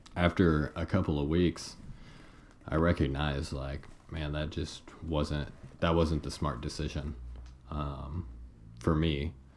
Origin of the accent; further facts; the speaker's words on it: Paola, Kansas, United States; I'm from Paola, and once we got Where's to Paola? Paola, Kansas, about 30 miles south of the Kansas City metro area